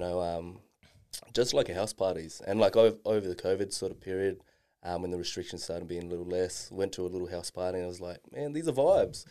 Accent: Darwin, Northern Territory, Australia; growing up in Darwin

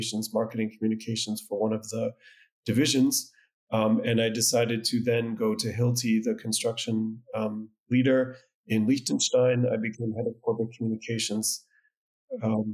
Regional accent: Connecticut, United States; moved away as an adult; now in Germany; I'm originally from Connecticut, so New England in the U.S.

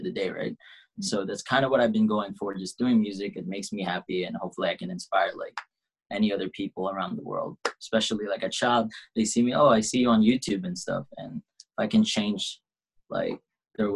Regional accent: Saskatchewan, Canada; also born or lived in Philippines; I was born in the Philippines, so I'm from the Philippines. And I moved here when I was 8. And, yeah, I've been living here my whole life

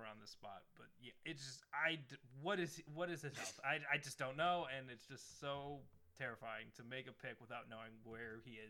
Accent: Cleveland, Ohio, United States; we're from Cleveland.

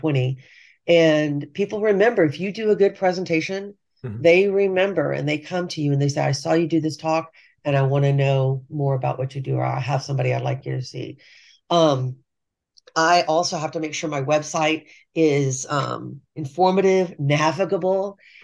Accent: Texas, United States; I'm from Texas and my mother's from Texas.

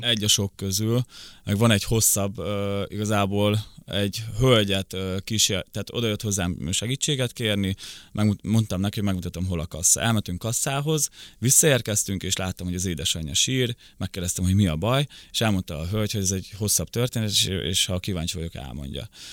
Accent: Szabolcs-Szatmár-Bereg, Hungary; first language Ukrainian; also born or lived in Rakhiv, Zakarpattia, Ukraine; now in Budapest, Hungary; 98-ba jöttünk át Magyarországra, akkor hat és fél éves voltam, akkor a szülőkkel átköltöztünk Szabolcs megyébe.

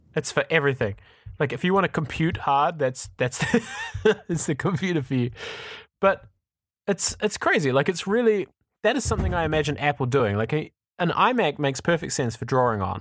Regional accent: New Zealand; now in Amsterdam, Netherlands; I'm from New Zealand

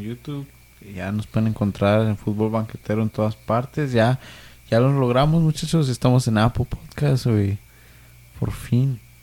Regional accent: Mexico; Yo soy mexicano

